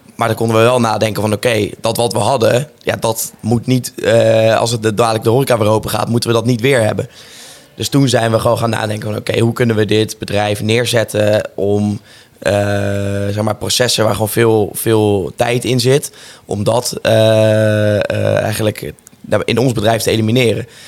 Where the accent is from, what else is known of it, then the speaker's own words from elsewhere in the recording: Rotterdam, South Holland, Netherlands; ik kom natuurlijk uit Rotterdam